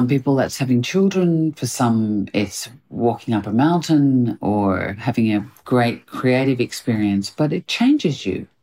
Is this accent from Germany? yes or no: no; Australia; now in United Kingdom; I'm Australian